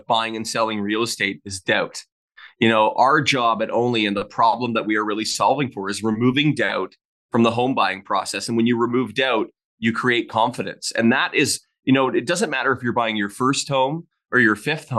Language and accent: English; Hamilton, Ontario, Canada; moved away as an adult; also born or lived in Orlando, Florida / Calgary; I was originally from Ontario, from Hamilton, Ontario